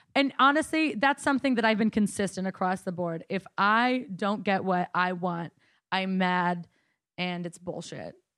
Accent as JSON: {"language": "English", "town": "Coeur d'Alene", "region": "Idaho", "country": "United States", "tie": "born or raised there", "said": "I'm from Coeur d'Alene, Idaho"}